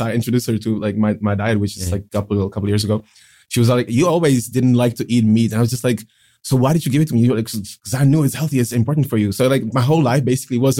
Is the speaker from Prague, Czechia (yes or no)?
yes; Prague, Czechia; also born or lived in Pilsen; I'm living in Prague since I was four